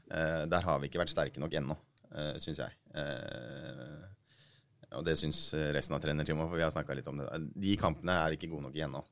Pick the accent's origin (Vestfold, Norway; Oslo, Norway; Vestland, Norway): Oslo, Norway; jeg er jo fra Groruddalen sjøl